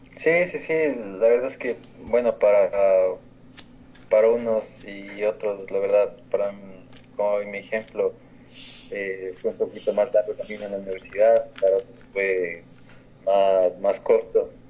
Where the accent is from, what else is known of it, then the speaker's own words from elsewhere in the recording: Ecuador; en mi país, en Ecuador